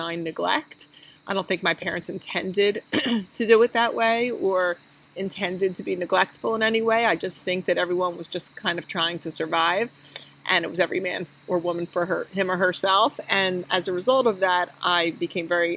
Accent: Philadelphia, Pennsylvania, United States; I grew up in Northeast Philadelphia

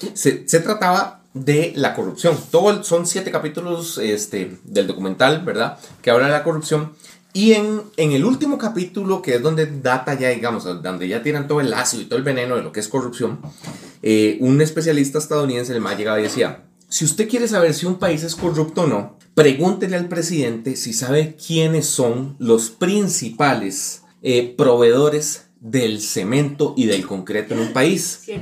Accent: Costa Rica; uno como costarricense

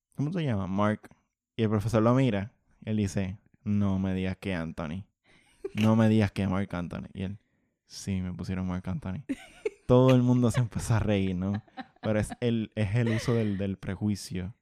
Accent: Puerto Rico; yo soy de Monterrey

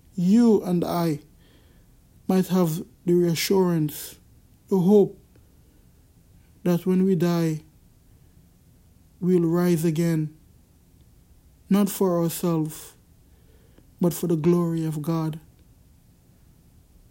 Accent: Jamaica; I'm from Jamaica

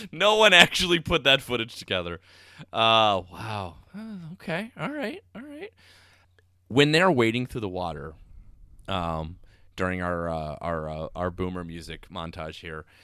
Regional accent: United States; I'm American oh. and an only child

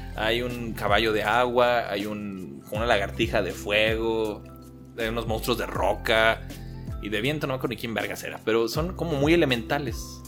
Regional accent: Mexico; yo que soy mexicano

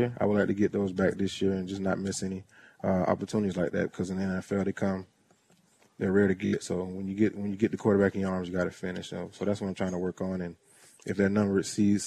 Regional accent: Tampa, Florida, United States; now in Jacksonville, United States; my neighborhood where I grew up in the Clare Mel City area in Tampa, Florida

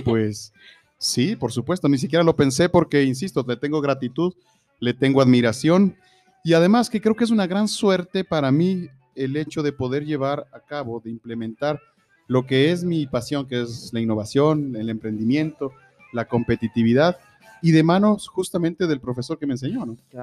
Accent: Ecuador

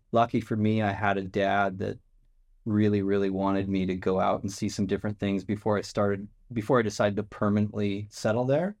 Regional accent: Lethbridge, Alberta, Canada; it's south of Calgary. And so if you know Calgary Flames or the Calgary Stampede, that was, that's how I grew up, around those kind of things

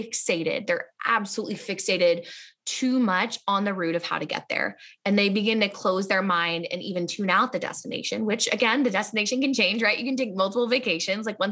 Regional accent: Indianapolis, Indiana, United States; I'm from Indianapolis

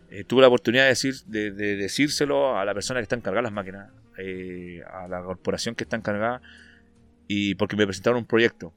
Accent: Antofagasta, Chile; soy de Antofa, no soy de Santiago

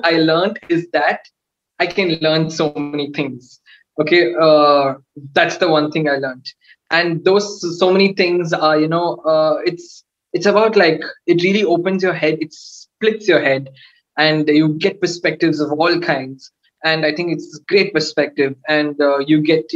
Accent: Coimbatore, Tamil Nadu, India; my hometown

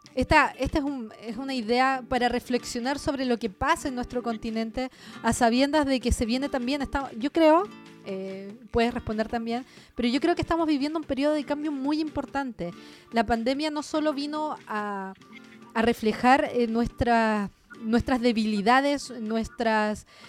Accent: Chile; accent: Chilean; moved away as an adult; also born or lived in Uruguay; Yo hablo y se nota que soy chilena

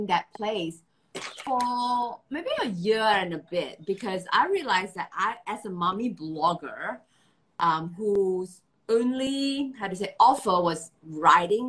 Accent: Malaysia; now in Singapore; I'm based in Singapore. I'm originally from Malaysia.

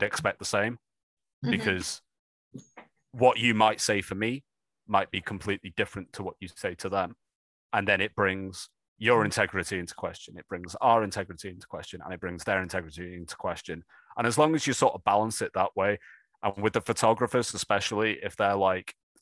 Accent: United Kingdom

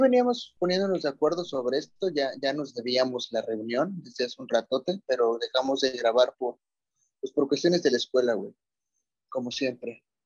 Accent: Mexico; como mexicanos

